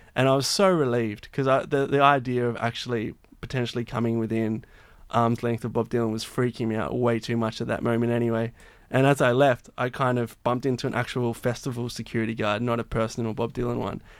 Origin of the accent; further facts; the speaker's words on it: Blue Mountains, New South Wales, Australia; moved away as an adult; I grew up in the Blue Mountains